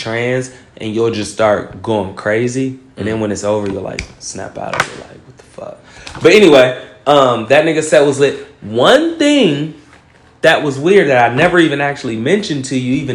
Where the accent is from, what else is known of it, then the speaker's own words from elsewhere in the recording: Ohio, United States; I'm from Ohio.